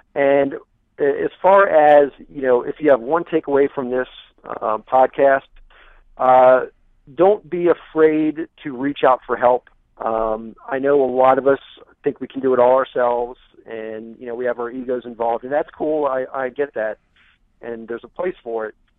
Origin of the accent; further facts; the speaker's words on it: United States; I am American